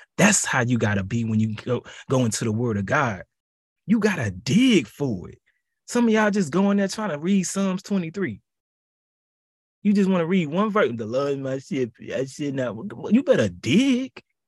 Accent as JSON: {"language": "English", "town": "Houston", "region": "Texas", "country": "United States", "tie": "born or raised there", "said": "my hometown, H-Town"}